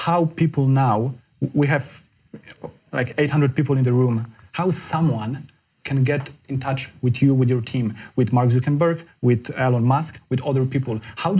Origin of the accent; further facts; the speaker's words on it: Poland; moved away as an adult; now in United Kingdom; I'm from Poland. I moved to the UK like 10 years ago.